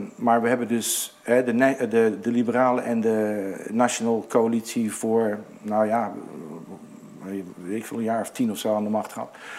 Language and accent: Dutch; Netherlands; now in New South Wales, Australia; en ik was de uitzondering als Nederlander.